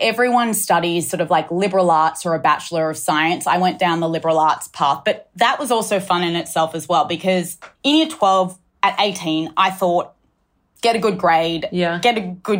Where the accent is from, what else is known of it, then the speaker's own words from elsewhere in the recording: Sydney, New South Wales, Australia; moved away as an adult; also born or lived in United States / London; Yes, I grew up in Australia, went to school on the North Shore, Pimble Ladies College, was here till I was 18. And then I moved overseas to study in the States.